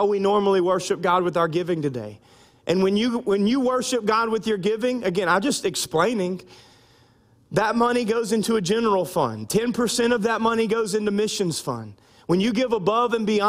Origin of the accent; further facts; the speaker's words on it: United States; now in South Louisiana, United States; I'm American